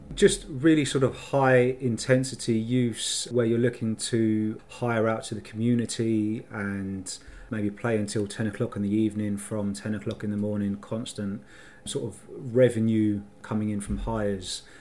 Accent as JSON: {"language": "English", "region": "London", "country": "United Kingdom", "said": "So I'm from North London, so uh, sort of Barnet and, and Finchley in, in North London is sort of where I'm from."}